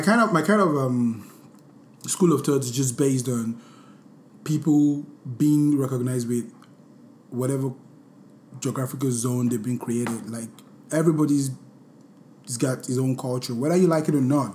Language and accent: English; Nigeria; a Nigerian Born, bred. I'm so Nigerian.